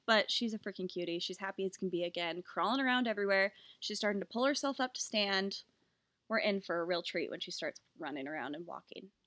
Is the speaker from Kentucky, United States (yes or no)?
no; Utah, United States; We are sisters who were born and raised in Utah